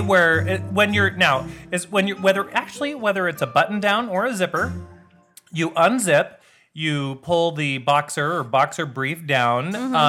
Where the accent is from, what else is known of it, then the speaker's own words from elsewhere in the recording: United States; as an American